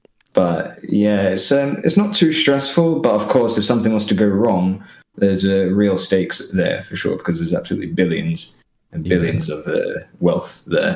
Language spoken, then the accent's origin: English; England, United Kingdom; moved away as an adult; now in Luxembourg; all of us coming from England